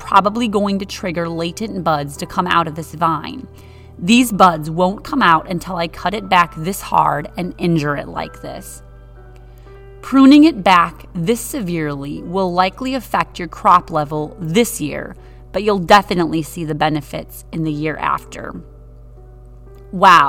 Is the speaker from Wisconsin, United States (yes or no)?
yes; Wisconsin, United States; I'm from Wisconsin with trees, not vines